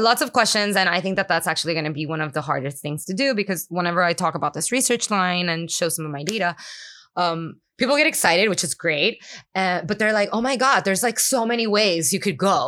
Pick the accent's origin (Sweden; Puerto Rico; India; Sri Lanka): Puerto Rico; first language Spanish; English is a second language; moved away as an adult; also born or lived in New York City; I grew up in Puerto Rico